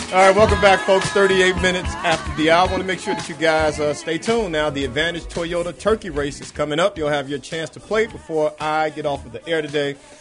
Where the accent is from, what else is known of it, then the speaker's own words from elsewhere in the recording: Chicago, Illinois, United States; moved away as an adult; now in South Suburbs, Chicago, United States; I'm born and raised on the West Side